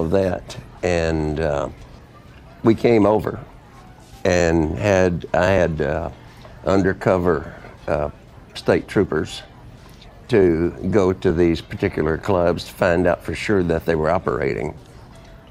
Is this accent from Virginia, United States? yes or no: no; Texarkana, Arkansas, United States; I was from Texarkana